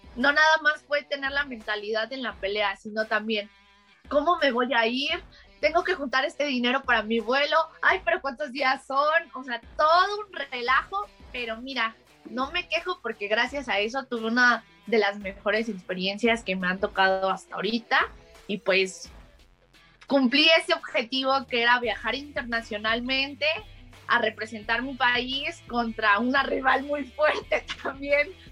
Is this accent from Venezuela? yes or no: no; Mexico; soy mexicana